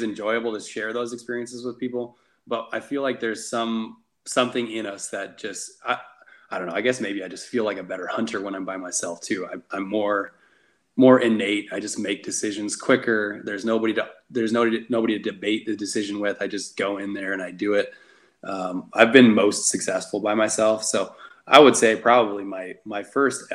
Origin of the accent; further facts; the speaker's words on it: Nevada, United States; I'm born and raised in Nevada. I've lived here 31 years now